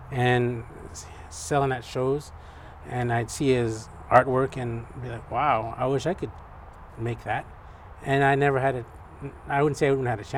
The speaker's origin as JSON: {"language": "English", "area": "Bristol Bay", "region": "Alaska", "country": "United States", "tie": "born or raised there", "lives_now": "Anchorage, United States", "said": "I grew up commercial fishing in Bristol Bay, and also I would do warehouse work in Anchorage here"}